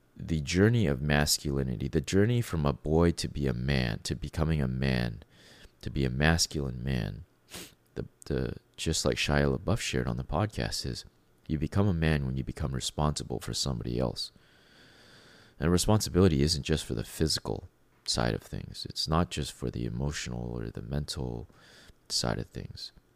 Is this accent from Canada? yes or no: yes; Canada; being a Canadian